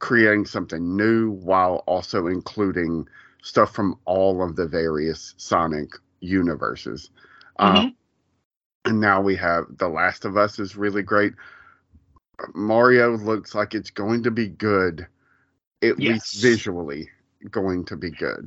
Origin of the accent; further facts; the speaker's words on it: Columbus, Georgia, United States; my hometown